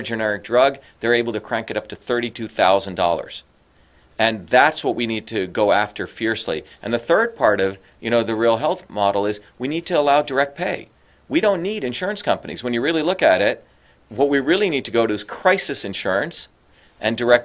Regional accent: India; now in United States; when I was growing up in India, my grandmother's a poor farmer

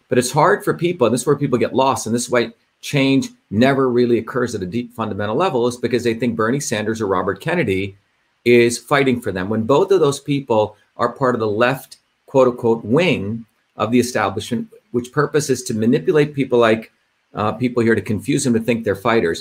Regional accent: India; I grew up in India

